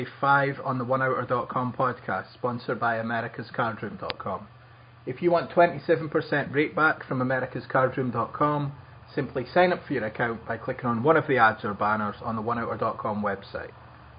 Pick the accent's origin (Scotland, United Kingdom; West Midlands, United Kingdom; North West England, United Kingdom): Scotland, United Kingdom; I'm actually from Scotland, not a shithole country.